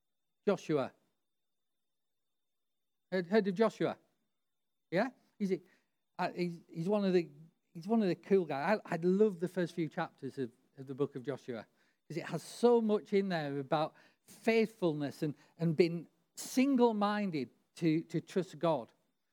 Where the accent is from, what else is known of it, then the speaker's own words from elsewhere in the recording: Barrow-in-Furness, North West England, United Kingdom; You know, I grew up near the Barrow shipyards where it took him like 10 years to build aircraft carriers.